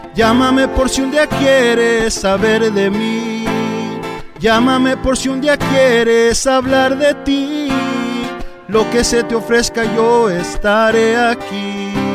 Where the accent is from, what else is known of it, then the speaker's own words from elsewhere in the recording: Orange County, California, United States; yo soy nacido aquí en Orange County